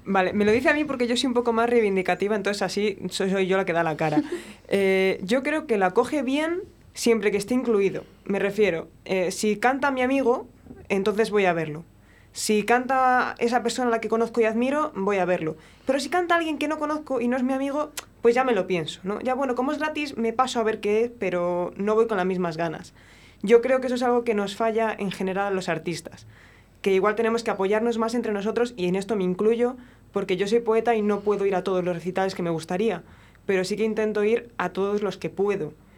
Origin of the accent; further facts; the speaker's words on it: Palencia, Castile and León, Spain; yo soy de Palencia